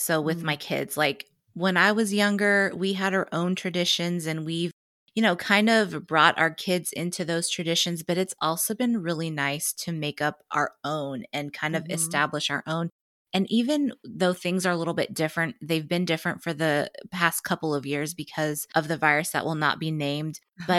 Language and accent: English; Lincoln, Nebraska, United States; Yeah, I born and raised in Lincoln, Nebraska.